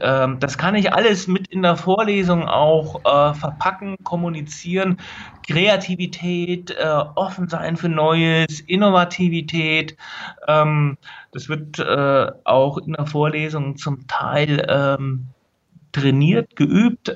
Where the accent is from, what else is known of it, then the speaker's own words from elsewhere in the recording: Linden, Hesse, Germany; now in Berlin, Germany; aufgewachsen bin ich in Linden. Das ist ein kleines Dorf, eine kleine Stadt in der Nähe von Gießen